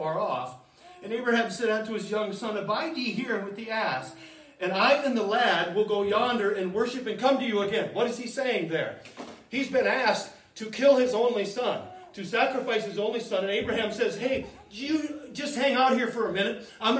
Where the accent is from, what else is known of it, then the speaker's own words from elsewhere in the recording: United States; We're Americans